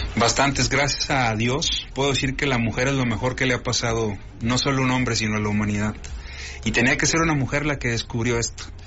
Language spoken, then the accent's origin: Spanish; Comarca Lagunera, Mexico; orgullosamente lagunero